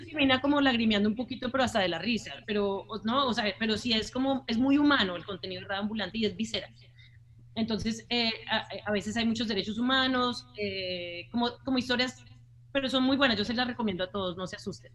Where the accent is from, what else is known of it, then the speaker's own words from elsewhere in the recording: Colombia; moved away; also born or lived in United States; en nuestro país, pues en Colombia, ya que ambos somos colombianos